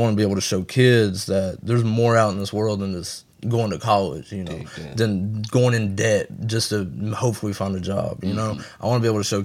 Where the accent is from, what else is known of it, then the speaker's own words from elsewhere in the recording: the South, United States; we from the South